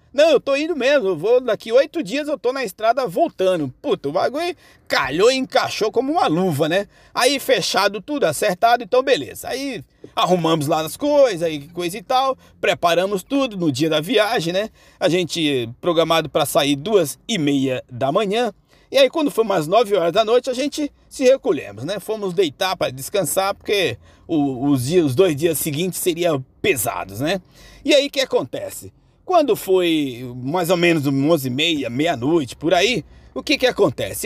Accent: Bahia, Brazil; now in São Paulo, Brazil; eu, que sou lá da Bahia, minha porreta, né? Em 2006, é, retornando lá à minha cidade, depois de ter vindo para São Paulo, ficar aqui por 15 anos sem retornar lá

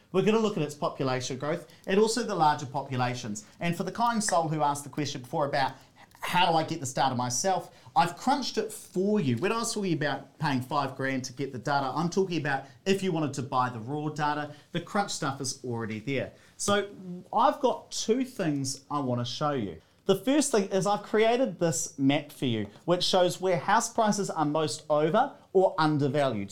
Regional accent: Hawera, Taranaki, New Zealand; growing up in Hawera in South Taranaki

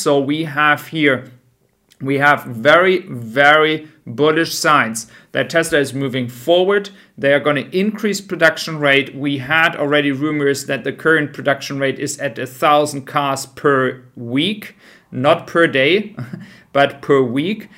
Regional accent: Germany; I am from Germany

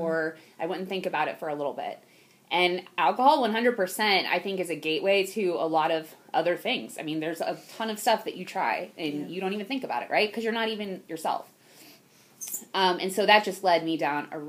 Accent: Ohio, United States; also born or lived in Houston, Texas; I was born in Houston, Texas, but I've definitely lived in Ohio my whole life.

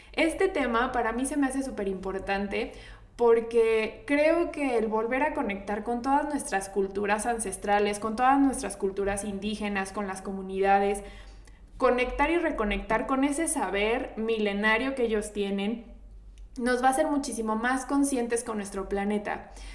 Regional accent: Mexico; nosotros como mexicanos

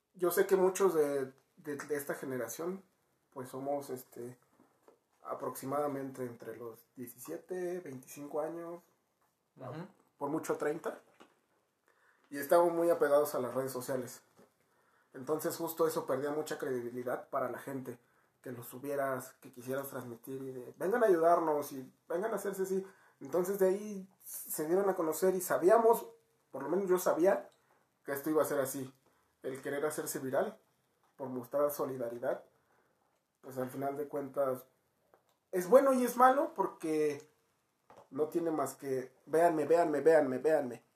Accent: Mexico; los mexicanos somos

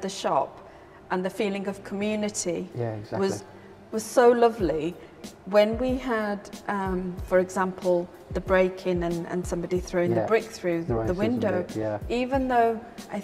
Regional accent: Birmingham, West Midlands, United Kingdom; we grew up in Birmingham, we lived that life, and we've kind of moved up the Stratford Road

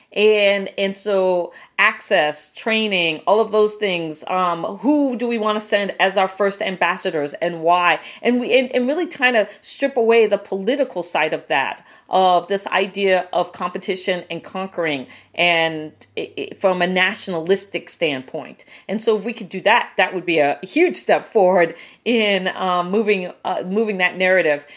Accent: Guam; moved away; I was born on Guam

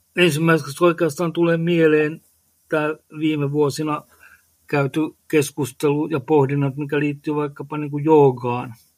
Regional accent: Lohja, Uusimaa, Finland; olen Lohjalta kotoisin

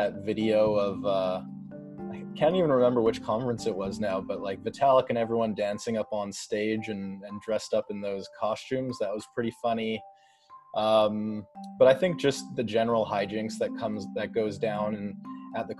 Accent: Vancouver, British Columbia, Canada; moved away as an adult; now in Brooklyn, United States; I'm based in Brooklyn now, but I grew up in Vancouver, Canada

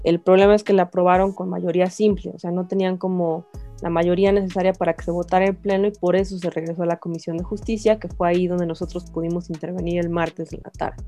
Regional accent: Mexico; ciudadanos mexicanos que votamos por nuestros representantes

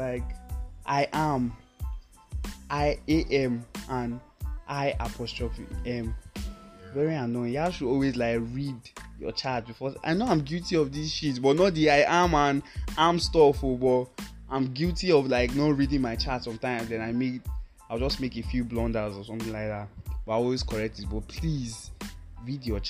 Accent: Nigeria; As a Nigerian guy

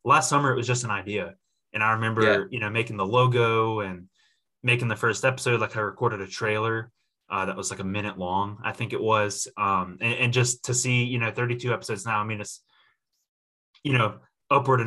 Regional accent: South Carolina, United States; now in Charlotte, United States; I'm originally from South Carolina

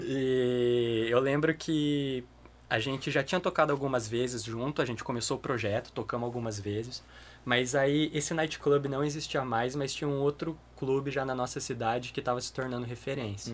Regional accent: Maringá, Paraná, Brazil; also born or lived in Curitiba; eu sou curitibano, mas eu mudei para Maringá com 10 anos

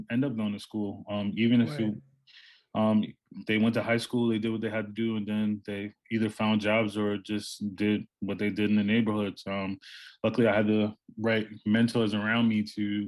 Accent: New York City, New York, United States; I'm from New York City. I grew up in Harlem

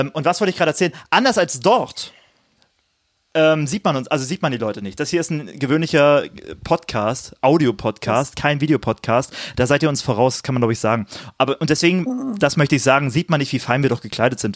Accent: Cottbus, Brandenburg, Germany; moved away as an adult; also born or lived in Jena; über Cottbus ja. zu hören, über meine Heimat zu hören

